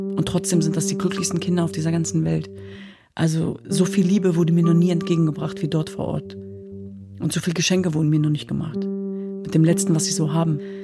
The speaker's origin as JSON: {"language": "German", "country": "Germany", "tie": "born or raised there", "said": "wir sind in Deutschland geboren und aufgewachsen, meine Schwestern und ich"}